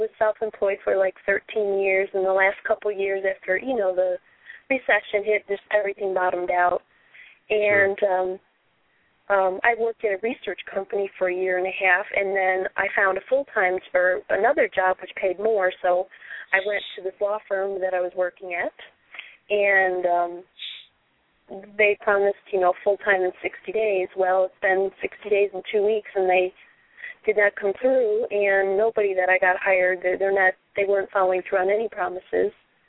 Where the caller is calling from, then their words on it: Portland, Oregon, United States; Oh, this is … from Portland.